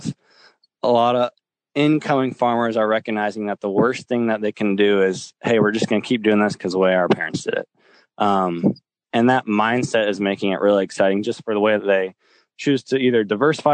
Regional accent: Lincoln, Nebraska, United States; I'm from Lincoln, Nebraska, which by any means isn't a big city

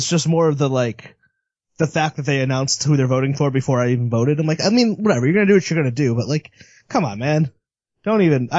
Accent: Connecticut, United States; Yeah, I'm not from Hartford, fortunately, but yeah, Hartford's like, Connecticut is like the epitome of like class disparity

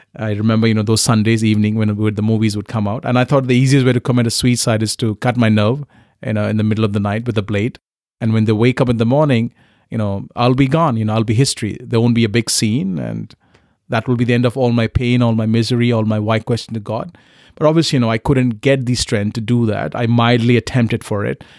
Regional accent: Kolkata, West Bengal, India; English is a second language; moved away as an adult; also born or lived in Punjab / Newcastle, United Kingdom; I was very blessed uh, to be born and brought up in Calcutta

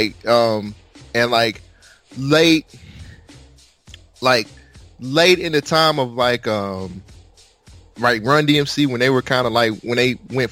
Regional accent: West Coast, United States; I grew up in the West Coast.

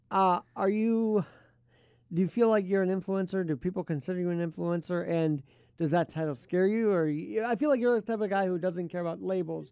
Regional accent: New York City, New York, United States; also born or lived in Queens; Manhattan, born and raised

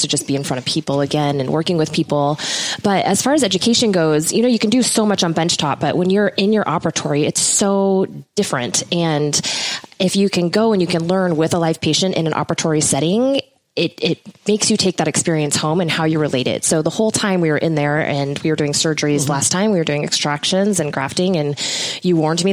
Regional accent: right outside of Portland, Oregon, United States; I grew up right outside of Portland, Oregon, about 20 minutes north of that.

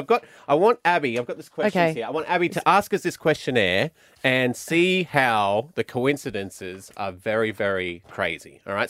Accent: Australia; But we are Australian

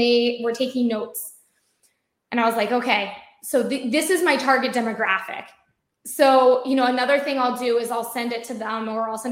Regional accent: United States; I work for an Israeli company, I'm American. I think my accent gives me away so much

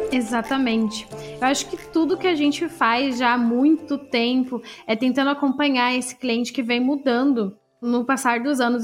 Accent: Santa Catarina, Brazil; also born or lived in Florianópolis / Blumenau / Piçarras; eu sou aqui de Santa Catarina, eu morei em algumas cidades aqui em Santa Catarina

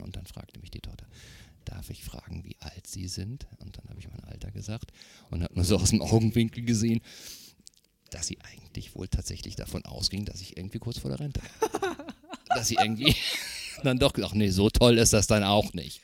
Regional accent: North Rhine-Westphalia, Germany; now in Eckernförde, Germany; ich komme ursprünglich aus Nordrhein-Westfalen

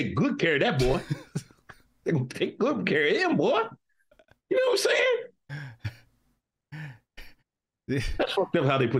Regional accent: Northeast, United States; I'm from the Northeast. I like the more technical rap.

